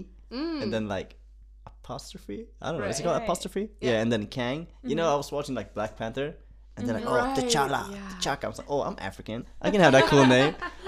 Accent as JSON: {"language": "English", "town": "Uppsala", "region": "Uppsala County", "country": "Sweden", "tie": "born or raised there", "said": "I was born and raised in Sweden."}